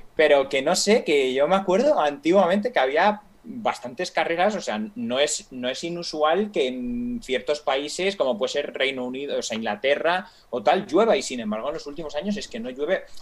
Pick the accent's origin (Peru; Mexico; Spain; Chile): Spain; soy español